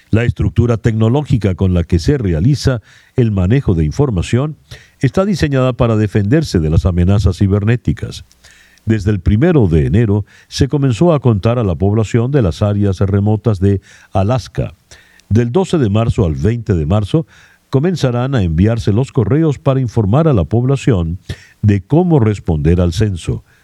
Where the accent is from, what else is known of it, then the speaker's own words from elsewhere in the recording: Venezuela; now in United States; Soy venezolano, tengo cuatro años viviendo acá en Estados Unidos.